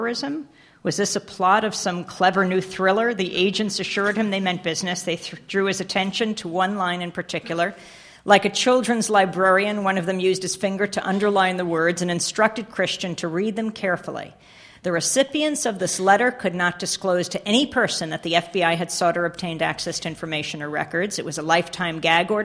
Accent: Bay Shore, New York, United States; I grew up in Bayshore, New York, and my dad was on the board of our library

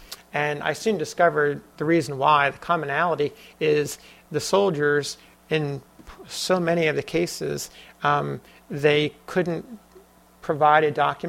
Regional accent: New Jersey, United States; my home state of New Jersey.

